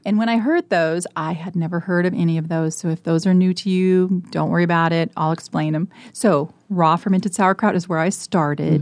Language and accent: English; Colorado, United States; now in Nebraska, United States; I was born and raised in Colorado.